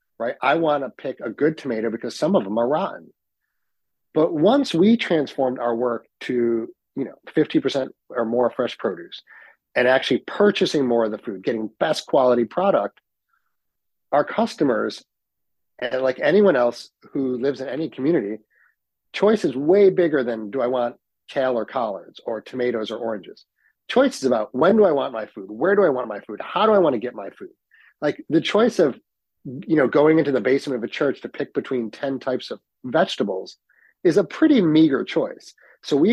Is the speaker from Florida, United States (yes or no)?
no; Utica, New York, United States; also born or lived in Ithaca, New York / London; I'm born and raised in Utica, but had restaurants in Ithaca